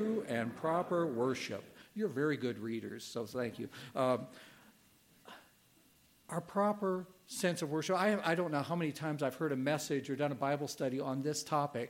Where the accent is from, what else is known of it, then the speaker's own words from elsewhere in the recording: Illinois, United States; moved away; I'm from Illinois originally, a little town, and it was the county seat